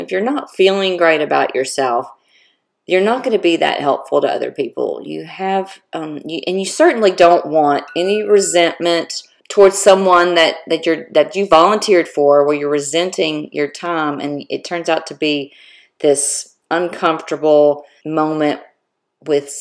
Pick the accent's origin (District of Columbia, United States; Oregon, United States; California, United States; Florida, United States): Florida, United States; moved away; I am from Florida originally